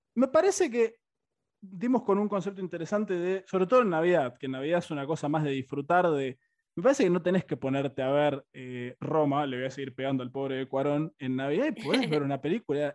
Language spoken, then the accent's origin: Spanish; Buenos Aires, Argentina; yo acá también soy, más porteño que el obelisco